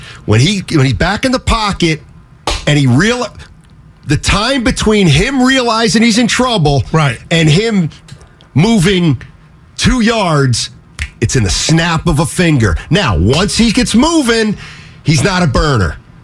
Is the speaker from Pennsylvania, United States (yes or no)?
yes; Philadelphia, Pennsylvania, United States; moved away; And I'm from Philly.